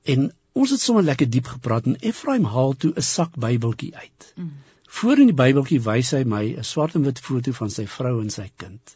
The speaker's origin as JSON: {"language": "Afrikaans", "town": "Polokwane", "region": "Limpopo", "country": "South Africa", "tie": "born or raised there", "said": "ek het in Pietersburg groot geword"}